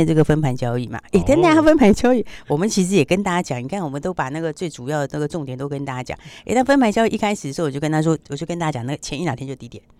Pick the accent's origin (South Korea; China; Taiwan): Taiwan; 相信我们台湾是这样啊。